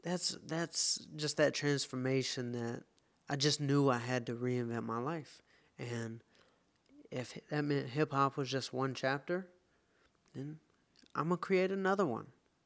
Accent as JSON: {"language": "English", "region": "the South", "country": "United States", "said": "I'm from the South. Being vegan is not what..."}